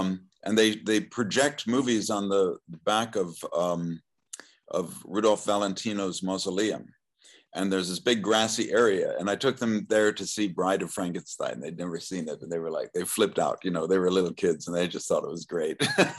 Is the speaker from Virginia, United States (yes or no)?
yes; Falls Church, Virginia, United States; also born or lived in Maryland; I was born in Maryland, and my father was in the Army, so we moved around a lot. Finally, kind of settled in Virginia for a while from 1966 when I was 6 years old. And I grew up in Falls Church, Virginia, outside of Washington, D.C.